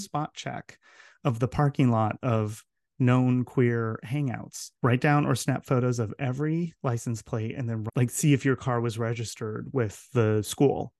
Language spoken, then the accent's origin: English; Southern California, United States; moved away as an adult; also born or lived in Santiago, Chile / Utah; I grew up in Southern California